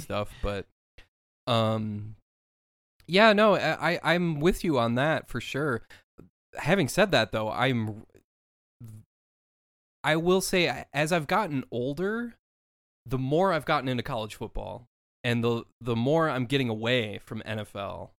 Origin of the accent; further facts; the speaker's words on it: Minneapolis, Minnesota, United States; I grew up in the Twin Cities